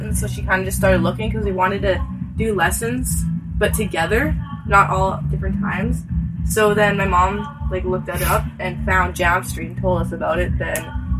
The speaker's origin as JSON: {"language": "English", "town": "Prince Albert", "region": "Saskatchewan", "country": "Canada", "said": "we're all from PA."}